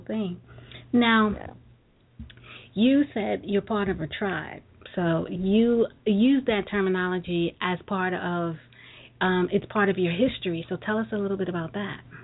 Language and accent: English; New York City, New York, United States; Brooklyn girl